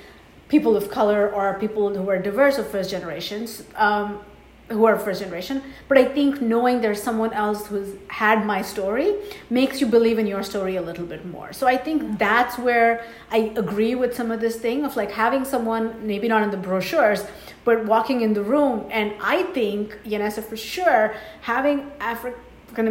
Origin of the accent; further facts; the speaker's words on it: India; accent: Indian; moved away as an adult; also born or lived in Boston, United States; now in Iowa, United States; I'm from India